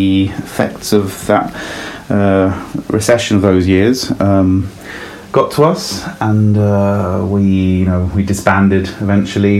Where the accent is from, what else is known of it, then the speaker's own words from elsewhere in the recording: London, United Kingdom; also born or lived in Italy; I was born in Italy, but I grew up in north of London. That's the reason behind the accent.